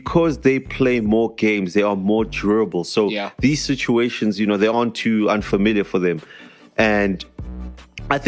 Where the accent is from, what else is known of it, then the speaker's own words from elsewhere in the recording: South Africa; I live in South Africa and I'm a South African